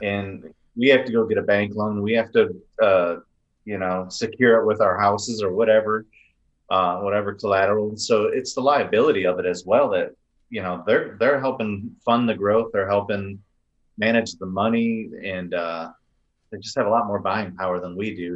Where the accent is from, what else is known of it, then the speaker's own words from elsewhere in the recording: Riverview, Michigan, United States; now in Texas, United States; we grew up in Riverview